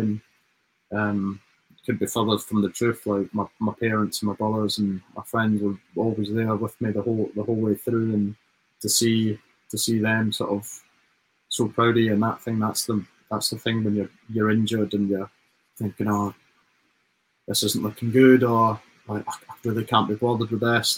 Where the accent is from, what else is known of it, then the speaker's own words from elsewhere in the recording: Dumfries, Scotland, United Kingdom; moved away as an adult; now in England; we're just lads from Dumfries